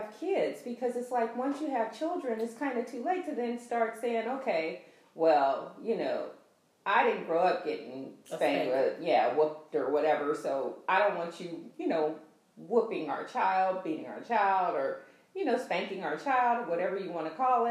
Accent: Oakland, California, United States; growing up in Oakland

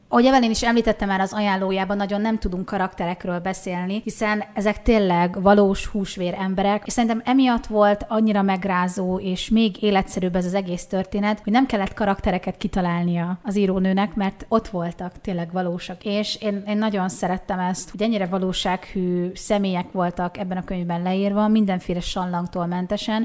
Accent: Borsod-Abaúj-Zemplén, Hungary; moved away as an adult; now in Eger, Hungary; mi Borsodból mm. származunk. Nekünk azért Miskolc ott van a közelünkben, és ezért egy kicsit ilyen furcsa volt számunkra, hogy ugye Miskolc a gyermekkorunk, a fiatalkorunk egyik velős része

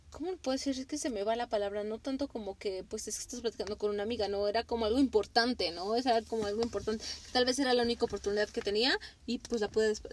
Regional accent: Mexico; Para nosotros este como mexicanos el chile

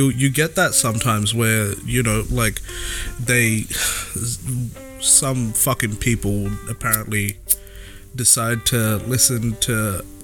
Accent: India; I just get tongue twisted because uh, I'm Indian, bro.

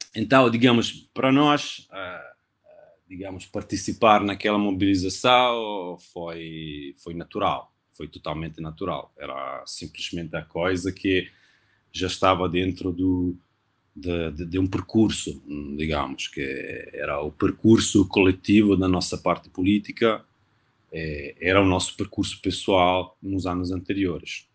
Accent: Novara, Piedmont, Italy; Portuguese is a second language; moved away; also born or lived in Turin; sou italiano, de Novara, uma cidade no norte da Itália, entre Milão e Turim

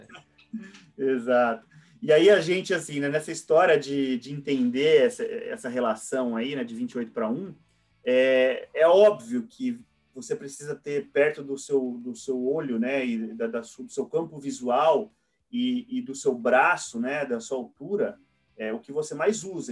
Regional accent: interior of São Paulo, Brazil; moved away as an adult; now in São Paulo, Brazil; na minha cidade natal, é, que, que é no interior de São Paulo

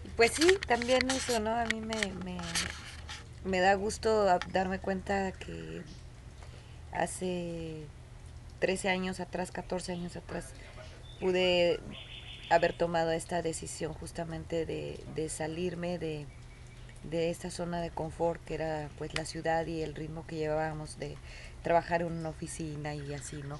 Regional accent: Guadalajara, Jalisco, Mexico; moved away as an adult; Nosotros somos originarios de Guadalajara

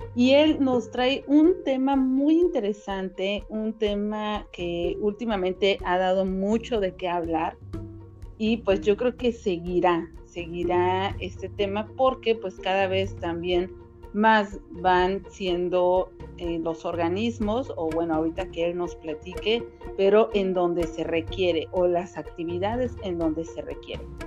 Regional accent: Cancún, Quintana Roo, Mexico; los dos somos de Cancún

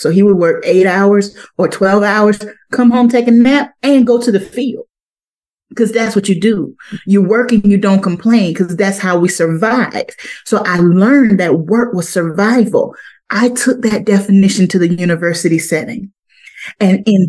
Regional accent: Crocketville, South Carolina, United States; moved away; I am from Crockettville, South Carolina

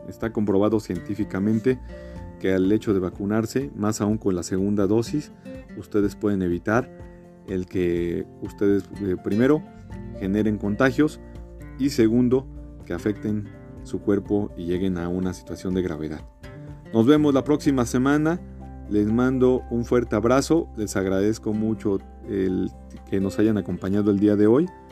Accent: Mexico; soy de México

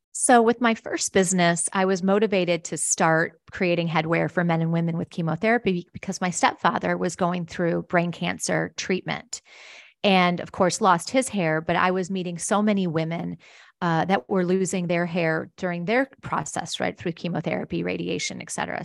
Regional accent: Wisconsin, United States; I grew up in Wisconsin, actually, a little town between Milwaukee and Chicago on Lake Michigan

